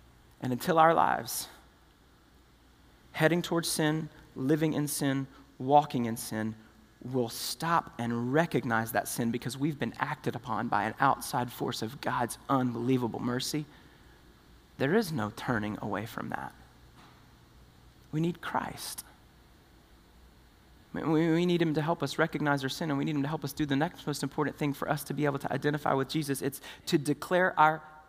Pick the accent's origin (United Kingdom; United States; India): United States; the South; we're from the South